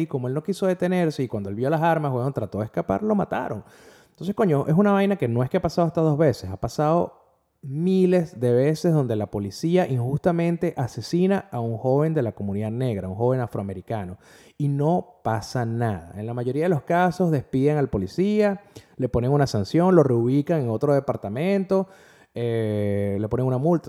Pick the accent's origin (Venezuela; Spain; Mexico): Venezuela; como venezolano